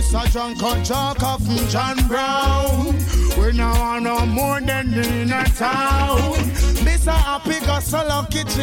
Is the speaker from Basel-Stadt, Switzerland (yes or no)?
no; Zurich, Switzerland; Switzerland and … from Zurich.